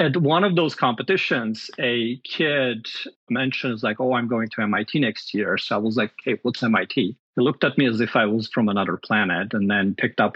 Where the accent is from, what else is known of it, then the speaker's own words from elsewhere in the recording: Armenia; now in United States; I grew up in Armenia, which is a small country in Eastern Europe